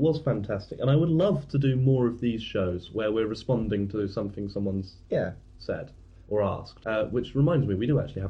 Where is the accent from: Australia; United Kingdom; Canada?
United Kingdom; as British